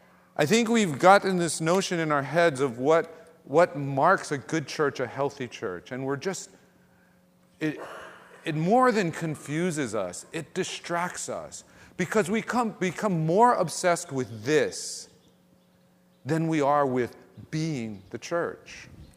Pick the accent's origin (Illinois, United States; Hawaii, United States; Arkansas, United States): Hawaii, United States; Ewa Beach; And where we grew up in Real Eva Beach is a very different place.